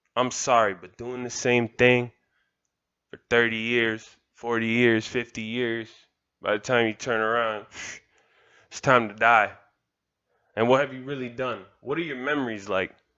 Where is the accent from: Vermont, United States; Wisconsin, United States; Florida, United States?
Florida, United States; Kendall; I'm from Kendall. I'm proud to say that. I'm proud of the village that made me